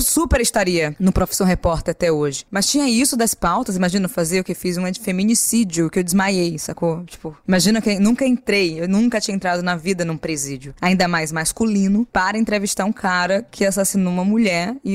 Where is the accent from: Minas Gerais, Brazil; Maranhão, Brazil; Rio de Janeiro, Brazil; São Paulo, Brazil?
Maranhão, Brazil; Aí a pessoa fala, ah, eu sou do Nordeste da Maranhão. Eu falei, ah, eu também, eu também sou.